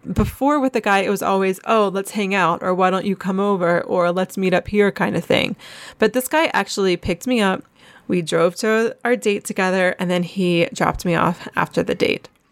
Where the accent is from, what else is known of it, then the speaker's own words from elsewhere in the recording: Asheville, North Carolina, United States; moved away as an adult; also born or lived in Columbia, South Carolina / Jerusalem; I grew up in Asheville, which is only five hours away from Charleston, and I was actually born in Columbia, South Carolina, never really lived there.